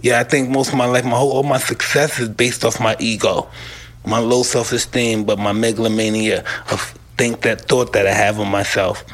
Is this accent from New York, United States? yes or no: yes; New York City, New York, United States; moved away; I came from Brownsville.